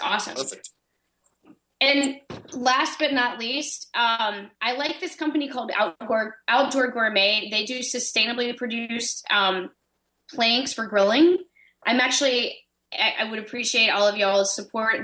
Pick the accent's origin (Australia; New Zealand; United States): United States; Florida; I'm from Florida